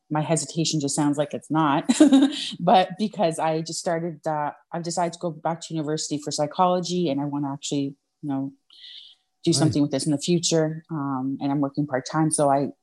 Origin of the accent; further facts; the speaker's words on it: Canada; I'm Canadian